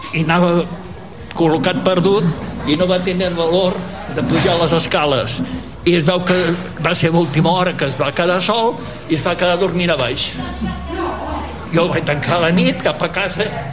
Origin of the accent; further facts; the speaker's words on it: Tarragona, Catalonia, Spain; sóc de Tarragona